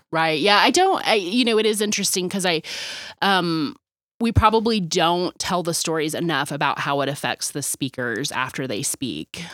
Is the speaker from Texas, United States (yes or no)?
yes; Dallas, Texas, United States; being born and raised in Dallas